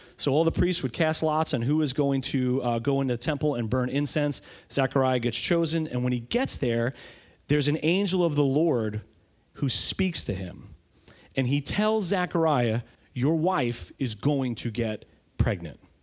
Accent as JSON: {"language": "English", "region": "New York", "country": "United States", "tie": "born or raised there", "said": "growing up in New York and being in an Italian family"}